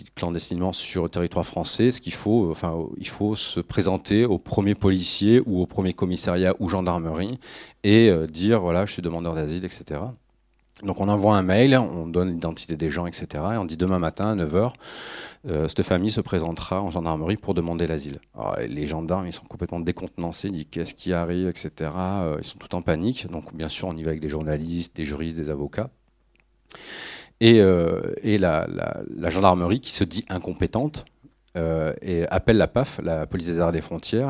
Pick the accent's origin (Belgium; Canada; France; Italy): France; je suis français